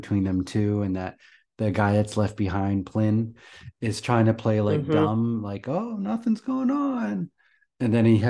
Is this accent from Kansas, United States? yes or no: no; New Jersey, United States; now in Florida, United States; I grew up in New Jersey, where it's called, we go down the shore